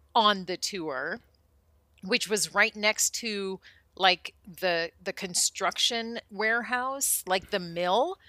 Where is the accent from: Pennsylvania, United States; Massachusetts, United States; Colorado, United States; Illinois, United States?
Colorado, United States; moved away as an adult; also born or lived in Minnesota / Arizona / Hollywood; moved to Colorado when I was almost eight, and was there until I graduated high school